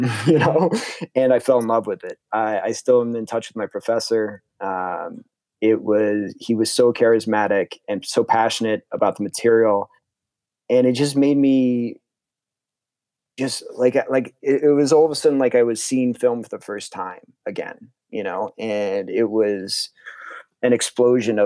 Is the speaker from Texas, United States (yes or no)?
no; New Canaan, Connecticut, United States; also born or lived in Norwalk, Connecticut; I grew up in New Canaan, Connecticut, which is Fairfield